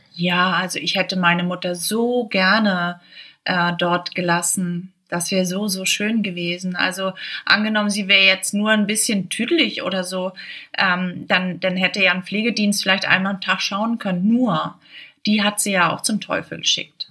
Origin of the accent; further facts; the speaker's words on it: Schleswig-Holstein, Germany; ich komme aus Schleswig-Holstein